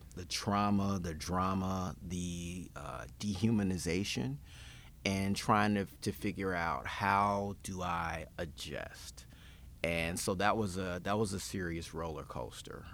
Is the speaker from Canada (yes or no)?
no; Memphis, Tennessee, United States; also born or lived in Knoxville, Tennessee / Nashville; born and bred in Memphis